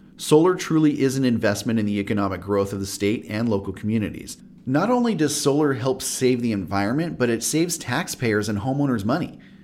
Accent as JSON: {"language": "English", "region": "Southern California", "country": "United States", "tie": "born or raised there", "said": "I used a swamp cooler my whole life growing up in Southern California"}